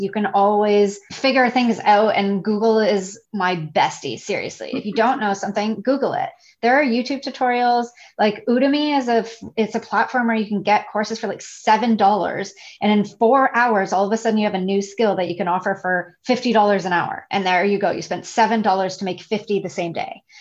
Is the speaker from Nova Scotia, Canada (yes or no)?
no; Toronto, Ontario, Canada; moved away as an adult; now in Isla Mujeres, Mexico; I'm originally from Toronto